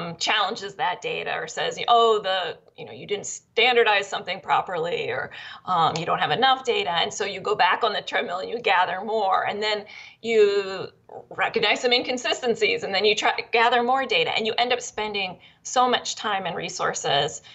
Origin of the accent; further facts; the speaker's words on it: Pennsylvania, United States; I grew up in Pennsylvania, and the place where my parents lived was kind of ground zero for the natural gas companies